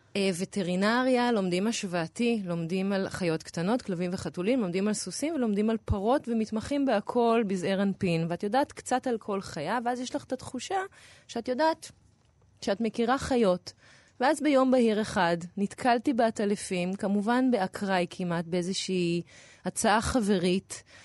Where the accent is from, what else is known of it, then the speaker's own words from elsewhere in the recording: Tel Aviv, Tel Aviv District, Israel; בתור תל אביבית